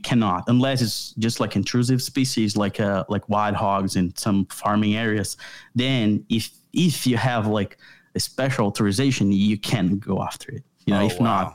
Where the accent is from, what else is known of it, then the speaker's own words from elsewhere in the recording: São Paulo, Brazil; English is a second language; moved away as an adult; now in Pulaski, United States; living in Brazil, I was born in São Paulo, which is the biggest city in the country